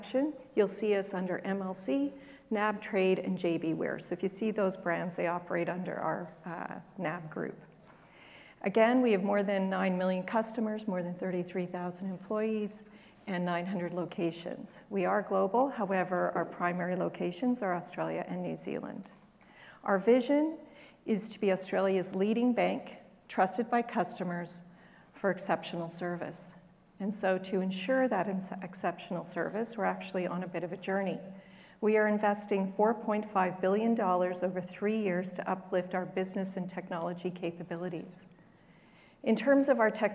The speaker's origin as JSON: {"language": "English", "country": "Canada", "accent": "Canadian", "said": "My accent's Canadian"}